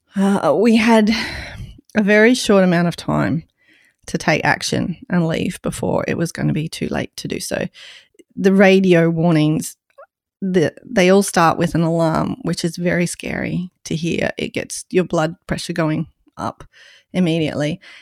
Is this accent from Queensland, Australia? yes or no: yes; Queensland, Australia; my home state of Queensland.